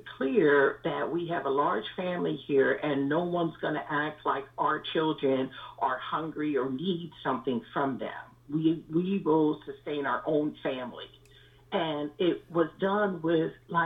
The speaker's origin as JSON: {"language": "English", "town": "Montclair", "region": "New Jersey", "country": "United States", "tie": "born or raised there", "said": "I'm originally from Montclair, New Jersey. I'm one of nine children."}